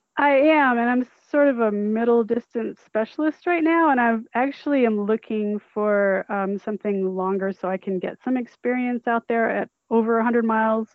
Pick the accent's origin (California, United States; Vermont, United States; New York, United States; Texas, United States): Vermont, United States; moved away; I grew up in Vermont, so I know snow pretty well